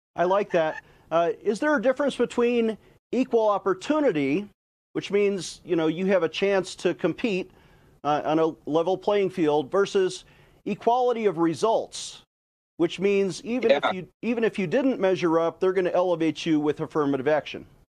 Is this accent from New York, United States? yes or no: yes; New York, United States; I'm a Yankee from New York